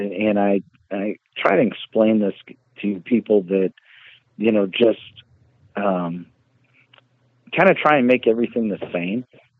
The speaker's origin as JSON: {"language": "English", "region": "Northeast", "country": "United States", "tie": "born or raised there", "said": "I grew up in the Northeast my entire life."}